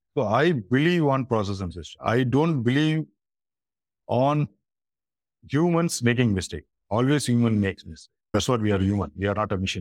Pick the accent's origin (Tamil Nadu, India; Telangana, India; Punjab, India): Tamil Nadu, India; Chennai; I'm basically from Chennai, India, southern part of India. It's from the state Tamil Nadu